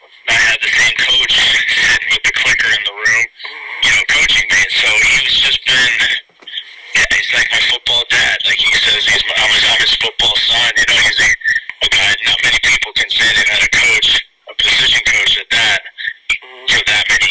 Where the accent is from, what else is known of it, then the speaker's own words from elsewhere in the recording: Pennsylvania, United States; moved away; growing up in Pennsylvania